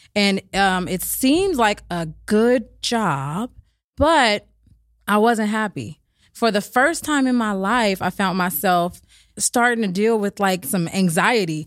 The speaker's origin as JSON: {"language": "English", "town": "Berkeley", "region": "California", "country": "United States", "tie": "born or raised there", "also_born_or_lived": "Oakland", "said": "I actually grew up between Berkeley and Oakland"}